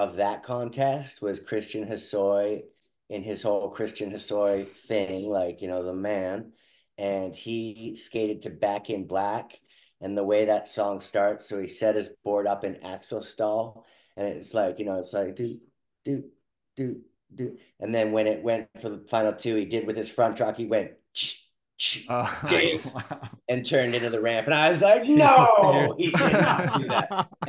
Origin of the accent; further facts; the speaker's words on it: North Vancouver, British Columbia, Canada; I grew up in North